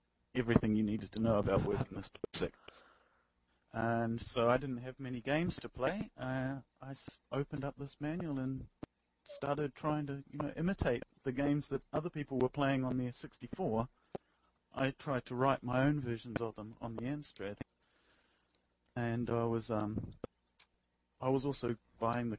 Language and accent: English; New Zealand; moved away as an adult; now in Tokyo, Japan; I'm a New Zealander currently living in Tokyo